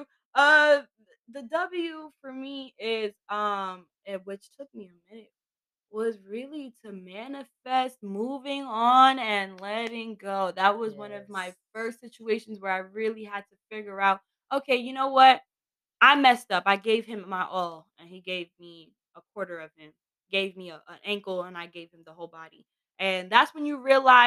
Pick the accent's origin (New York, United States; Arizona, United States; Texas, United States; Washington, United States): New York, United States; New York City; I'm from Queens